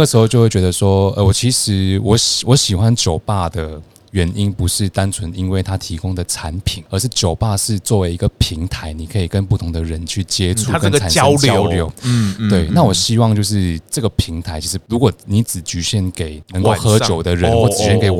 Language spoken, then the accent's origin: Chinese; Malaysia; first language Chinese; moved away as an adult; now in Taipei, Taiwan; 我是马来西亚人。